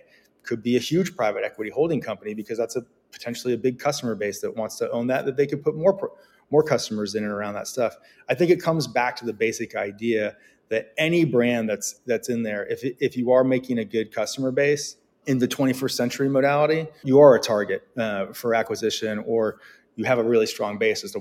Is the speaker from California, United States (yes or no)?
yes; Bay Area, Silicon Valley, California, United States; moved away as an adult; now in New York, United States; I grew up in the Bay Area. I grew up in Silicon Valley